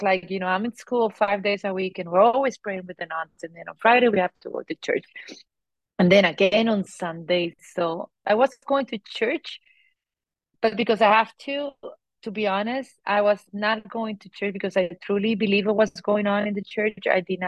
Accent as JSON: {"language": "English", "country": "Colombia", "tie": "born or raised there", "said": "Yes, I grew up in Colombia, South America. I am the oldest of five, grew up on a Catholic family"}